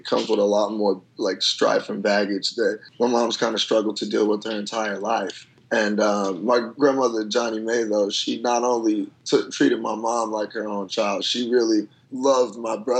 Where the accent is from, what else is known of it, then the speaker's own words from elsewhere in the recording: Chicago, Illinois, United States; moved away; the South Side where I grew up